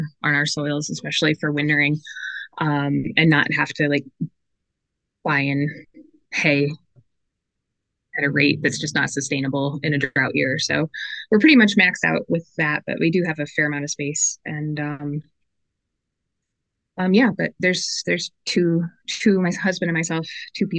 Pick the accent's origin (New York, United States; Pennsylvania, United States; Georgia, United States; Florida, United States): New York, United States; Chautauqua County, Western; moved away as an adult; I grew up in Western New York in Chautauqua County.